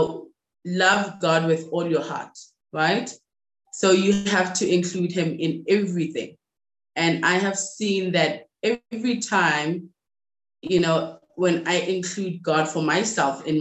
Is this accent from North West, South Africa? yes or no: yes; Rustenburg, North West, South Africa; I'm from South Africa, born and raised in a place called Rustenburg in, you know, South Africa, in the Northwest.